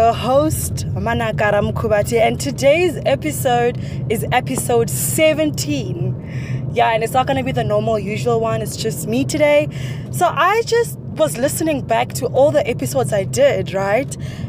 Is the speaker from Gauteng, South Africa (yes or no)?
yes; Johannesburg, Gauteng, South Africa; I grew up in Soweto, which is in Johannesburg, South Africa